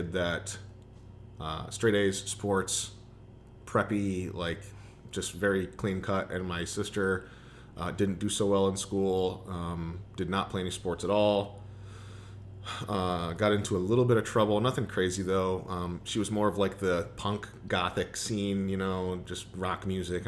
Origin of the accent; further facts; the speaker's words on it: Toledo, Ohio, United States; to be at a D1 school in my hometown where I still knew everybody